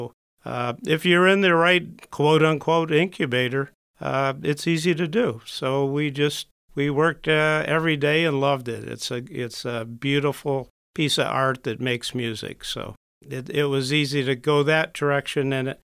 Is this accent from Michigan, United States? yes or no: yes; Birmingham, Michigan, United States; born there; I was born in Michigan, Birmingham, came up to Marine City all the summers, all the weekends, did farming, did boating